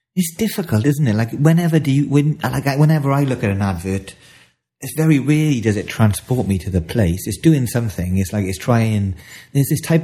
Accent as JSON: {"language": "English", "area": "the Valleys", "region": "Wales", "country": "United Kingdom", "tie": "born or raised there", "said": "as a Welsh boy growing up in the valleys"}